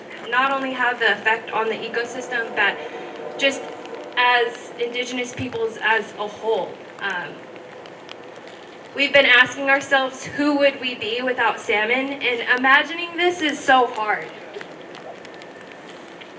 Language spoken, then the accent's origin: English; Lummi, Washington, United States; I come from Lummi.